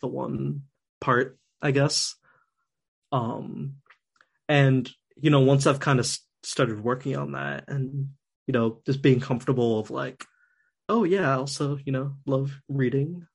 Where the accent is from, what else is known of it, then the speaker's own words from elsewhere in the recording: New Jersey, United States; I was born in Jersey